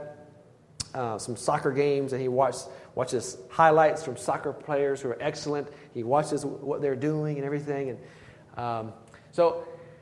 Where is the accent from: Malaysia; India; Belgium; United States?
United States; Blythewood, South Carolina; the church where I grew up in Blythewood, South Carolina